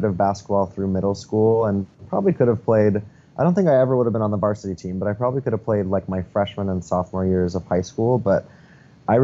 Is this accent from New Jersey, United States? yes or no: no; Helena, Montana, United States; I grew up in Montana. I grew up in Helena, Montana